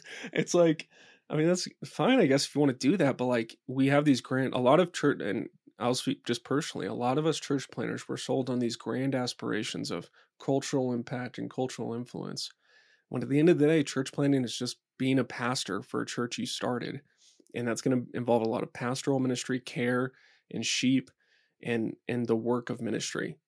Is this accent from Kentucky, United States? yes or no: no; Dallas, Texas, United States; now in Boulder, United States; I grew up in Dallas, I grew up in Texas